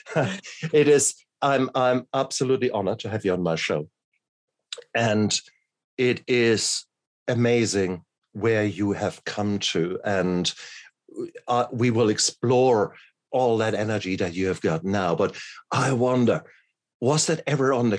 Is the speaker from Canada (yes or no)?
no; New Zealand; being a Kiwi